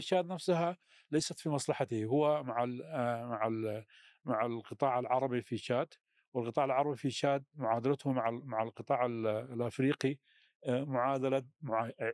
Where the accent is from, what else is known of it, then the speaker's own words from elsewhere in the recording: Sudan; في الشمال آه، الشرقي عندنا في السودان